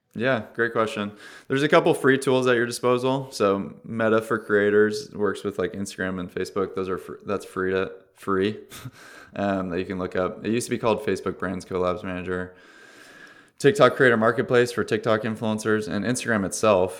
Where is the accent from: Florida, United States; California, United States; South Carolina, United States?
California, United States; Orange County; I'm from Orange County